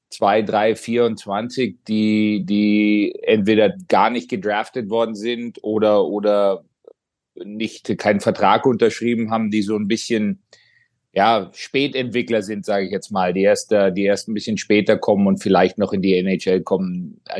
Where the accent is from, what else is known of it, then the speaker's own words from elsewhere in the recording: Kaufbeuren, Bavaria, Germany; moved away as an adult; now in Ohio, United States; ich war 19 Jahre alt, als ich gegangen bin äh, aus Kaufbeuern und, und bin mehr oder weniger, habe ich schon öfter gesagt, in Amerika erwachsen geworden.